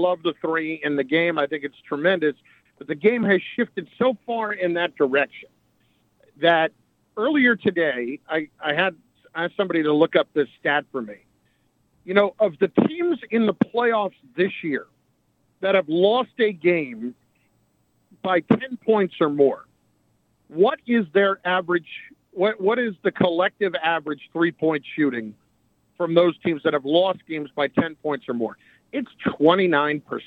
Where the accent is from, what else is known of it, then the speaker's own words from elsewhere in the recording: New Jersey, United States; I'm a Jersey guy. I grew up in New Jersey, and I've lived there basically all of my life